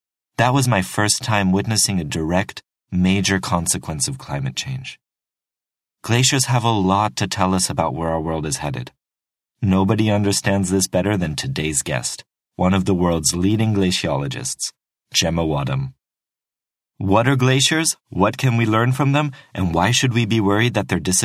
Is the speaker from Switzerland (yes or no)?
yes; Switzerland; I grew up in Switzerland, which is famous for its mountains